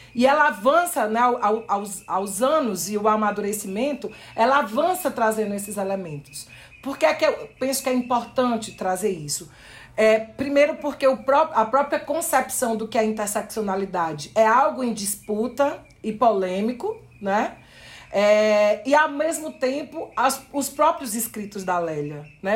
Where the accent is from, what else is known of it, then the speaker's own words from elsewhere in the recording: Brazil; nós que somos do Brasil